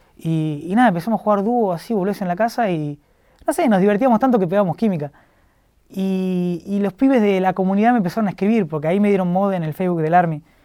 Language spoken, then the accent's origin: Spanish; La Plata, Buenos Aires Province, Argentina; yo soy de La Plata, trabajaba en un kiosco de La Plata